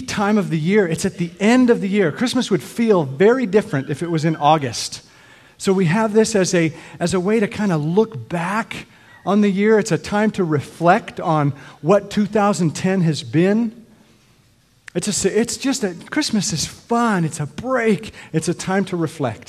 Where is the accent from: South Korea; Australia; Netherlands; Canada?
Canada; I grew up in Canada